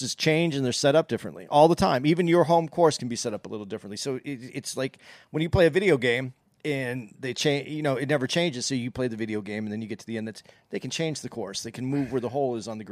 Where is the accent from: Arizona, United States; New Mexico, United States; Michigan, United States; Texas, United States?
Arizona, United States; Tucson and Phoenix; growing up in Tucson and Phoenix